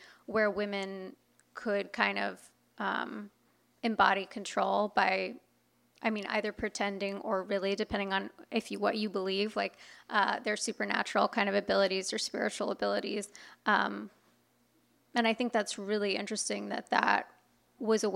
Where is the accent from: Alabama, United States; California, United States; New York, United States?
California, United States; Inland Empire, Southern; growing up where I grew up in the Inland Empire, it's definitely a red county